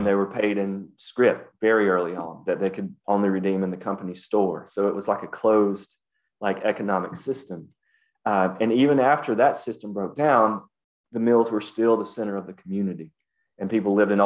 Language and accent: English; Appalachia, United States; accent: Appalachian; we spoke an Appalachian dialect